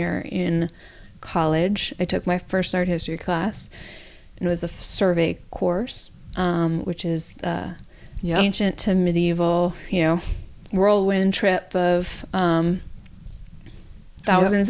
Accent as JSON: {"language": "English", "area": "suburb of Washington, D.C.", "region": "District of Columbia", "country": "United States", "tie": "born or raised there", "said": "I grew up near Washington, D.C., in a suburb of Washington, D.C."}